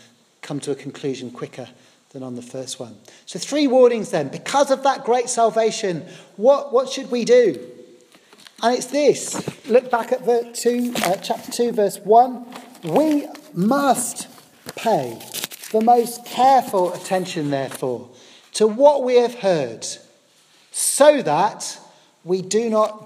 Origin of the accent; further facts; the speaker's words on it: Poole, South West England, United Kingdom; I grew up in the South Coast down in a lovely place called Poole in Dorset.